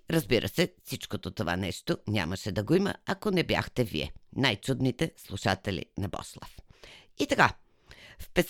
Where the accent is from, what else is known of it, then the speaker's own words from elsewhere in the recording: Bulgaria; Пък аз съм българка. Родена съм в България. Живяла съм целия си живот в България. Няма как да не съм българка.